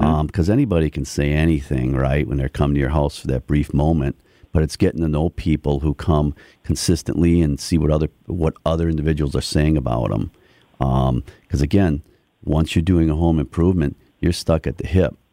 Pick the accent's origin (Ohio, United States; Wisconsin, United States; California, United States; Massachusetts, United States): Wisconsin, United States; Milwaukee; now in Muskego, United States; so I'm a local guy. I grew up in Milwaukee.